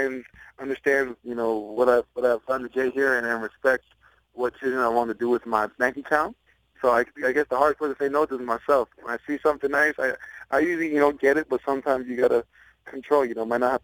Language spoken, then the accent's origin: English; Canada; moved away; being Canadian